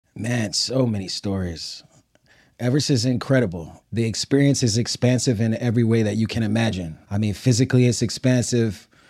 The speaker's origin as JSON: {"language": "English", "town": "New York City", "region": "New York", "country": "United States", "tie": "born or raised there", "moved": "as an adult", "said": "I grew up in Brooklyn and, you know, it was Brooklyn in the eighties and nineties"}